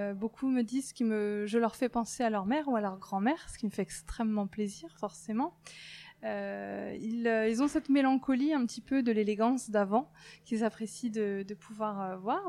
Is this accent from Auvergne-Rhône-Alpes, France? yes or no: no; Brittany, France; moved away as an adult; also born or lived in southern France / Lyon; now in Brest, France; je suis originaire de Bretagne. J'y ai vécu toute mon enfance